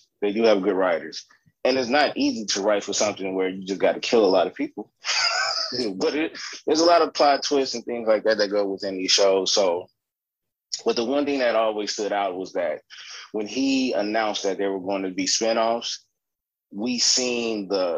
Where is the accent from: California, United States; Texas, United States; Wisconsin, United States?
California, United States; born and raised in California